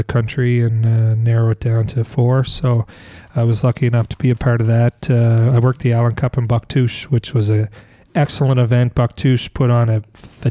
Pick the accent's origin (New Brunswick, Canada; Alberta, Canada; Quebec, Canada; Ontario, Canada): New Brunswick, Canada; Blackville; I'm from Blackville